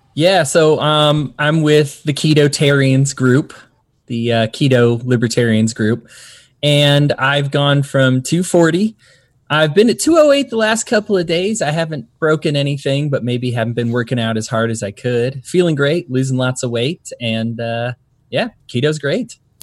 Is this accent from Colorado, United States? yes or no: yes; Colorado, United States; also born or lived in Utah; now in Salt Lake City, United States; I'm from Colorado, moved to Utah, I'm used to the Rocky Mountains